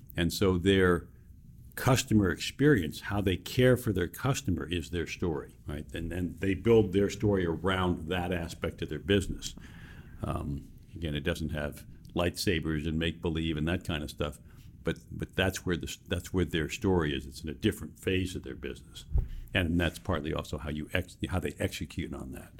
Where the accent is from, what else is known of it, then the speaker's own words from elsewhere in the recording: New York City, New York, United States; I was born and raised in New York City